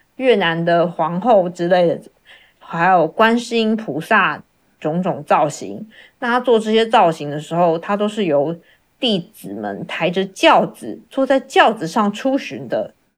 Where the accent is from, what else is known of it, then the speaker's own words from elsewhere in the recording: Taiwan; 我是来自台湾的